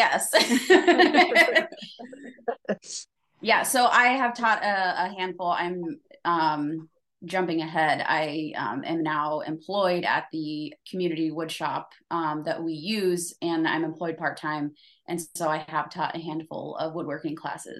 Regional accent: Keokuk, Iowa, United States; now in Iowa City, United States; So I grew up in Keokuk, Iowa. It's the very southeast tip of Iowa. Very small. I moved to Iowa City to go to college

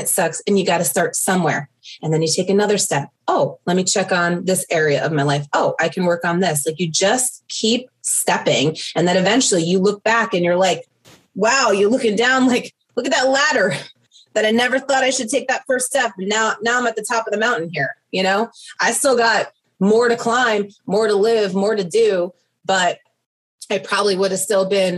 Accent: New York, United States; I'm Italian. I'm from New York.

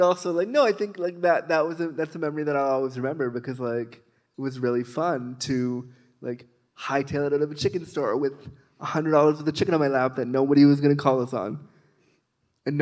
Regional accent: Toronto, Ontario, Canada; I'm from Toronto

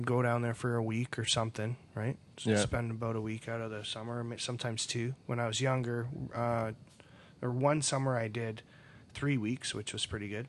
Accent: Toronto, Ontario, Canada; remember where I grew up in Toronto, so if we're building a deck in a backyard, it's row housing, right?

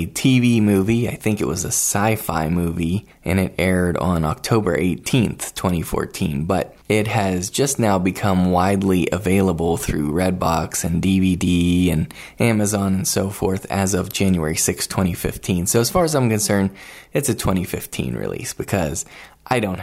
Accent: Wheeling, West Virginia, United States; now in Salt Lake City, United States; Wheeling, West Virginia, my hometown

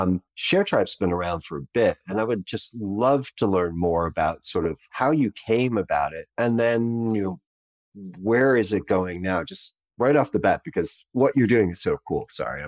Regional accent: United States; I am an American, so I can barely speak my own language.

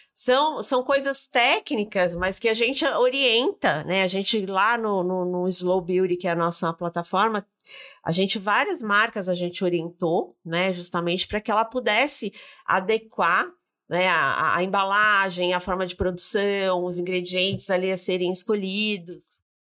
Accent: Brazil; como brasileiro

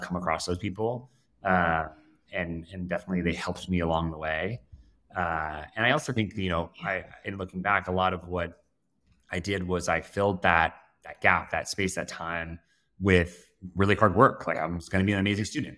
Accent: south of Denver, Colorado, United States; I grew up in Colorado, uh, sort of south of Denver

